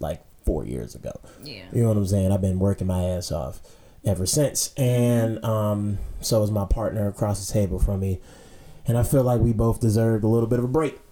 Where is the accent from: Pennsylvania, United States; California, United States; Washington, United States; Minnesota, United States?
Pennsylvania, United States; Pittsburgh; also born or lived in Hampton, Virginia; I was born in Hampton. Um, lived there when I was a little kid. Then I moved to Virginia, uh, Pittsburgh. Excuse me, when I was like eleven